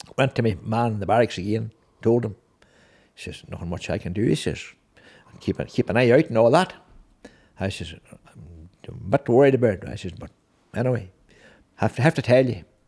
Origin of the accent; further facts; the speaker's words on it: Six Towns, Northern Ireland, United Kingdom; six towns.